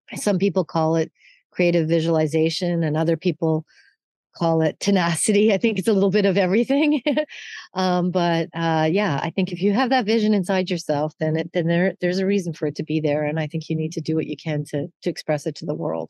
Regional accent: Canada; moved away; I am Canadian

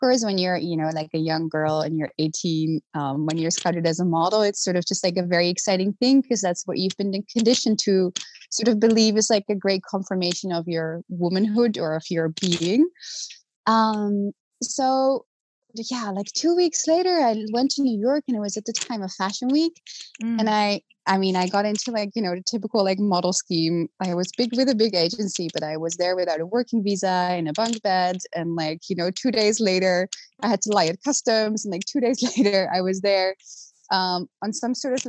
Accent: The Hague, South Holland, Netherlands; So I grew up originally in Holland, in The Hague

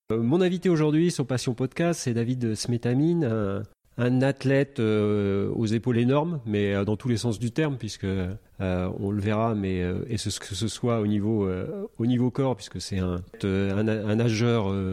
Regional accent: Grenoble, Auvergne-Rhône-Alpes, France; Je suis né à Grenoble

